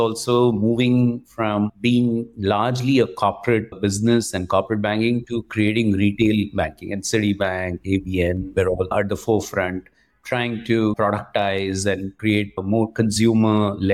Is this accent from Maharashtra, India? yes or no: no; Vadodara, Gujarat, India; moved away; also born or lived in Tiruchirappalli, Tamil Nadu / Mumbai; I grew all my life up in Baroda in Gujarat